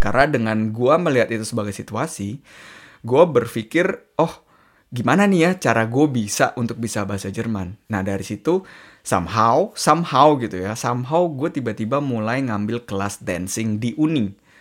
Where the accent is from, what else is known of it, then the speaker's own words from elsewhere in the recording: Indonesia; moved away; gue dari Indonesia